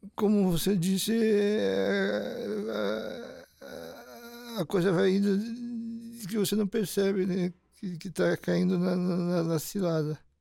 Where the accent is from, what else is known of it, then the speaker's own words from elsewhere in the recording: Curitiba, Paraná, Brazil; Eu tenho 58 anos, eu nasci em Curitiba.